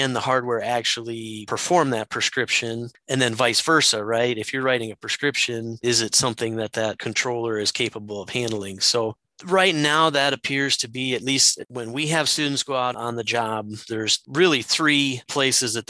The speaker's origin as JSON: {"language": "English", "region": "Southwest Wisconsin", "country": "United States", "moved": "as an adult", "lives_now": "Minnesota, United States", "said": "I'm originally from Southwest Wisconsin"}